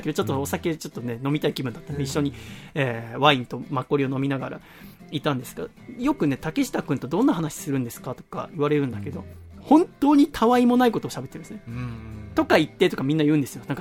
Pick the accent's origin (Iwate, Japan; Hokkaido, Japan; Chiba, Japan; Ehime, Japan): Iwate, Japan; now in Tokyo, Japan; 僕岩手県出身なんです